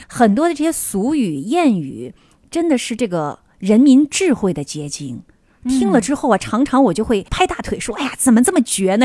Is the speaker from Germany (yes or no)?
no; Northeast China, China; 我们东北人